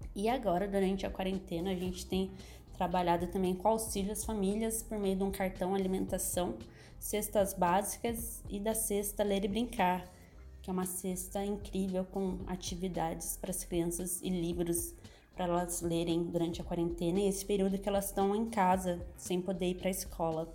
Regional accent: Itapetininga, São Paulo, Brazil; also born or lived in São Carlos; now in São Paulo, Brazil; sou do interior de São Paulo, de Tapetininga, apesar de ter morado boa parte da minha vida em São Carlos

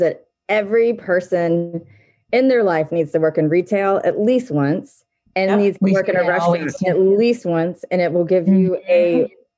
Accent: Charlotte, North Carolina, United States; moved away as an adult; now in Charleston, United States; I am from Charlotte originally, okay. Charlotte, North Carolina, which is a different state.

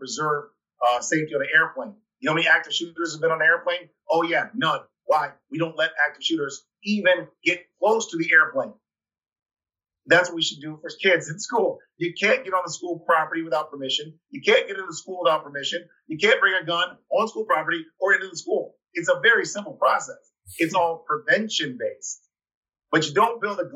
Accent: Ann Arbor, Michigan, United States; now in Detroit, United States; I'm from Ann Arbor, which is a college town. University of Michigan's there.

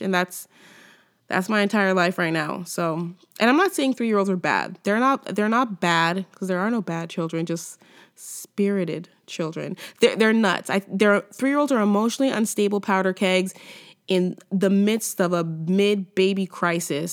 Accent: California, United States; moved away as an adult; now in Canada; from California

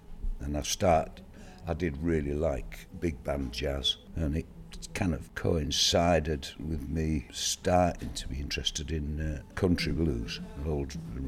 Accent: Rotherham / Bridlington, Yorkshire and the Humber, United Kingdom; also born or lived in Sheffield; I was born in Sheffield somewhere. I don't even know quite where in Sheffield I was born. And parents split up, so I kind of grew up somewhere between, well, not somewhere between, but either Bridlington or Rotherham mainly.

